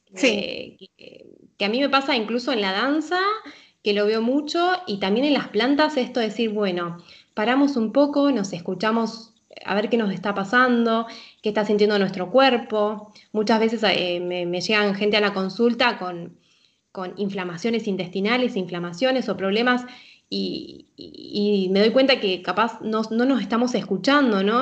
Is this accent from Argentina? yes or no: yes; Argentina; moved away as an adult; also born or lived in Buenos Aires, Argentina / Mexico; now in Switzerland; en Buenos Aires, Argentina, soy argentina